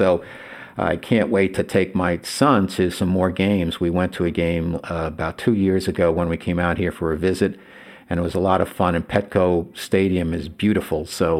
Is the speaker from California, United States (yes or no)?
no; River Ridge, New Jersey, United States; also born or lived in Bergen County, New Jersey / New York City; now in San Diego, United States; I grew up in River Ridge, New Jersey, and I read the New York Daily News for years and years and years